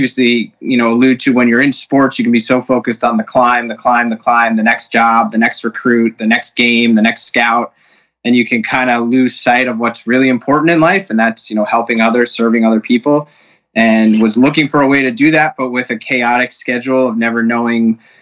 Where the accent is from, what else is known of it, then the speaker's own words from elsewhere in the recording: New Jersey, United States; also born or lived in Washington, D.C.; I was born in Washington, D.C., moved to New Jersey when I was 9